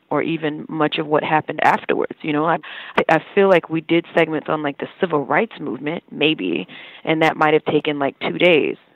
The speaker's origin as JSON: {"language": "English", "region": "the South", "country": "United States", "tie": "born or raised there", "said": "What I understood of slavery was further complicated because I grew up in the South"}